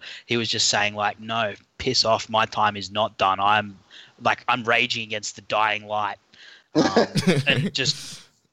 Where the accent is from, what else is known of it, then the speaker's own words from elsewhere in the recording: Australia; accent: Australian; For those of you who can't tell by my accent, I'm an Aussie